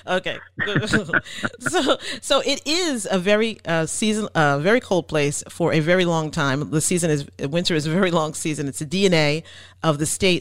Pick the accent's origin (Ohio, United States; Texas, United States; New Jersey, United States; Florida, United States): New Jersey, United States; now in Maine, United States; I'm from New Jersey